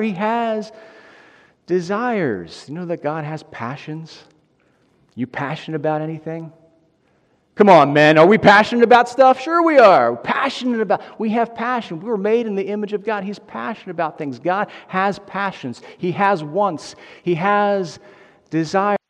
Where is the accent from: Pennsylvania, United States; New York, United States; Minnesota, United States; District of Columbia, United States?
Pennsylvania, United States; Delco; I'm from Delco, and I'm working here at Bethlehem